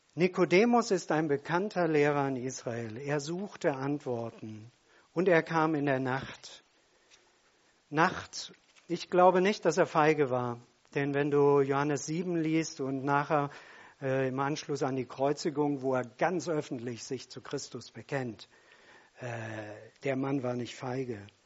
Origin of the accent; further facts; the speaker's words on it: Germany; Wir sind Deutsche.